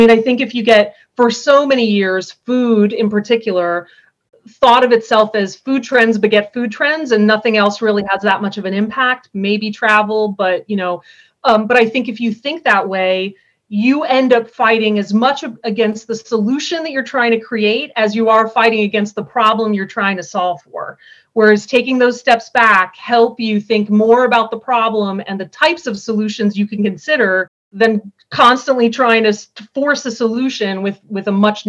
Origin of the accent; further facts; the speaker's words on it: East Coast, United States; also born or lived in Colorado / Illinois; now in Vermont, United States; I'm from the East Coast originally, but I've moved around quite a bit. I lived in Colorado for a while, in Illinois for a while